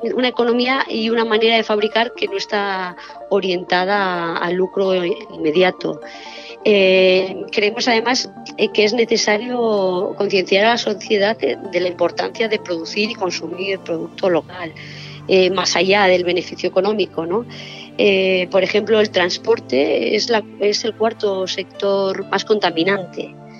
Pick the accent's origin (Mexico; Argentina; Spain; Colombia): Spain; Basque Country; todos somos del País Vasco